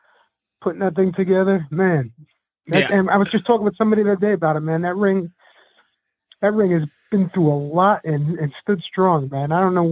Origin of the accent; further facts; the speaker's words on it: Astoria, New York, United States; also born or lived in Woodside / Brooklyn / Lower East Side; now in Bronx, United States; But yeah, Astoria, Queens, and then I went to Woodside, and then Brooklyn and Lower East Side, and now I'm up in the Bronx